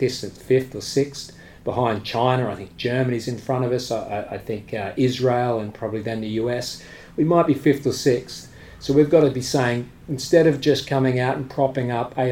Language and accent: English; Australia; now in United Kingdom; I'm from Australia, but I'm a British resident.